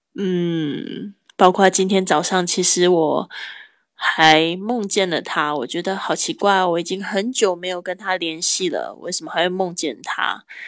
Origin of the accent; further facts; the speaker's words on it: Kaohsiung, Taiwan; moved away as an adult; also born or lived in Spain; 我还在这个西班牙居住了三年的时间。然后最近呢，我回到我的老家高雄